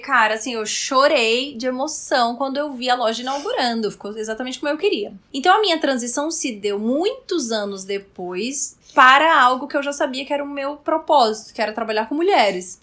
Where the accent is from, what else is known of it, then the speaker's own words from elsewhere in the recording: Roraima, Brazil; moved away as an adult; now in São Paulo, Brazil; eu sou de Roraima. E eu vim fazer faculdade em São Paulo